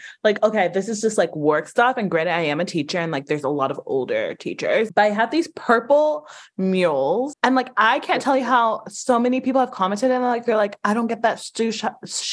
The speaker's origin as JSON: {"language": "English", "town": "Atlanta", "region": "Georgia", "country": "United States", "tie": "born or raised there", "said": "I grew up in Atlanta"}